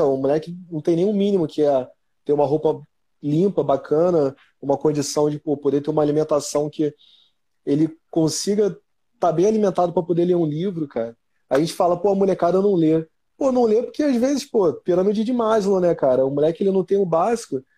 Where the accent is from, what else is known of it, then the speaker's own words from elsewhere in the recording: Rio de Janeiro, Brazil; eu sou daqui da, da Zona Norte do Rio, né, cara? Eu sou do jeito de Dentro, nasci no jeito de Dentro.